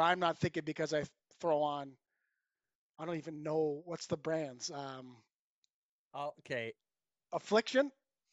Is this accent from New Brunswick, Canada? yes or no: no; Cayuga, Ontario, Canada; I'm from Cayuga, Ontario. Some people will know where that is. Some won't. Small town